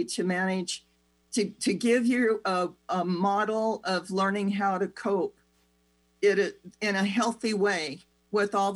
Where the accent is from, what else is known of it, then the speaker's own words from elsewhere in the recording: United States; the do-it-yourself culture that we grew up with in America